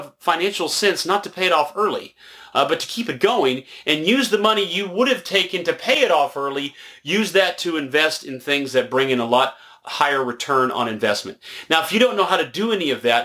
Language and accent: English; Nashville, Tennessee, United States; moved away; I'm originally from Nashville